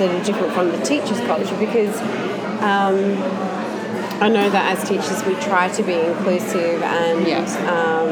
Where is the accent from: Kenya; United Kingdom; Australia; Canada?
Australia; I'm just Australian